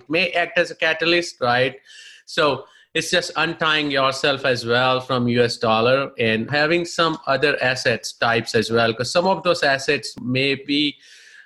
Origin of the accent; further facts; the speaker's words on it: India; moved away as an adult; now in United States; I'm basically from India